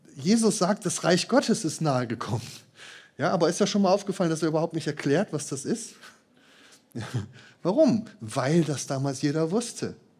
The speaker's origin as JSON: {"language": "German", "town": "Marburg", "region": "Hesse", "country": "Germany", "tie": "born or raised there", "moved": "yes", "said": "aus meinem Heimatort Marburg"}